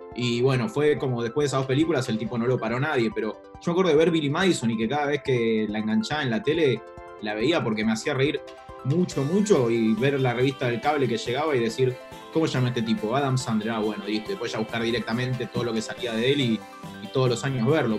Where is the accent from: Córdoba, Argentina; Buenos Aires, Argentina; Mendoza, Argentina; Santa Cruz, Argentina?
Buenos Aires, Argentina; tuvo la infancia y la adolescencia en los 90, me educó la televisión y, como persona porteña de clase media